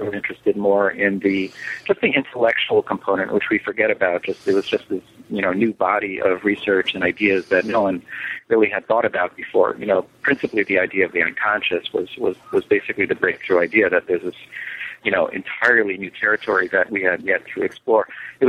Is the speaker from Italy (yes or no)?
no; New York, United States; now in Miami, United States; I live in Miami most of the year, but I spend summers in New York City. And I grew up in New York